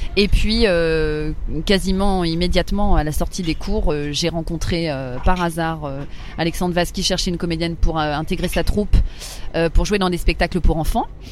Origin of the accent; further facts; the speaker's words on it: Paris, Île-de-France, France; j'ai toujours vécu à Paris, j'ai grandi à Paris